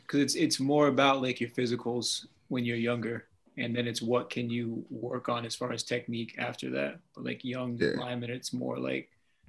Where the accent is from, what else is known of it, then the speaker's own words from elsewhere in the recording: Vermont, United States; I'm from Vermont.